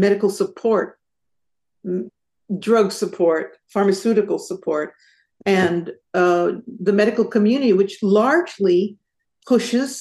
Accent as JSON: {"language": "English", "town": "San Jose", "region": "California", "country": "United States", "tie": "born or raised there", "said": "I grew up in San Jose."}